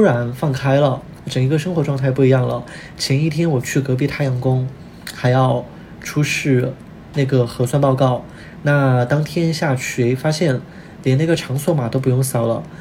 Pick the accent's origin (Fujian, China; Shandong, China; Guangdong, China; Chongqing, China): Chongqing, China; moved away; 我是重庆人